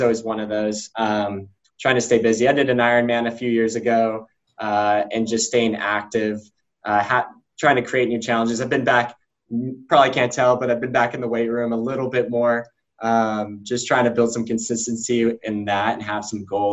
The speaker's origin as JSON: {"language": "English", "town": "Denver", "region": "Colorado", "country": "United States", "also_born_or_lived": "Louisville, Kentucky", "moved": "yes", "lives_now": "South Bend, United States", "said": "We're originally from Denver"}